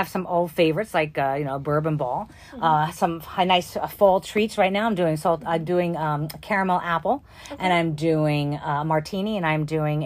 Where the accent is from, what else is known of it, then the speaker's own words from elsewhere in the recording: New York, United States; now in Kentucky, United States; I am from New York, as you can tell